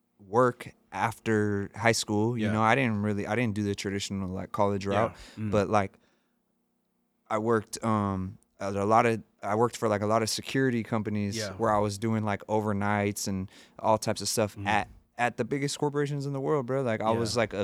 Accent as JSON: {"language": "English", "town": "San Jose", "region": "California", "country": "United States", "tie": "born or raised there", "said": "growing up in San Jose and being where we were at in the Silicon Valley is a world renowned place"}